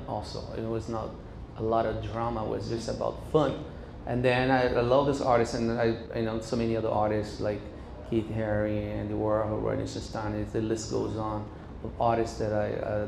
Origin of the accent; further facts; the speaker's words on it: Recife, Pernambuco, Brazil; now in United States; Growing up in Recife